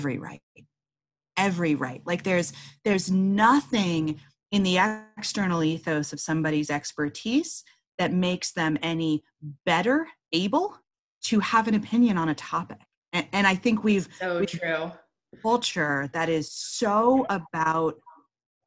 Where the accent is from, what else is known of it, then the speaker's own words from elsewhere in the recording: East Palo Alto, California, United States; I was born in East Palo Alto, California